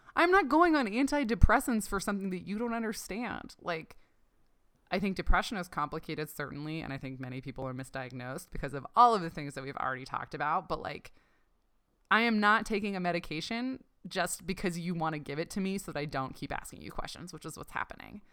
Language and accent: English; Ontario, Canada; I grew up in Canada, um, in Ontario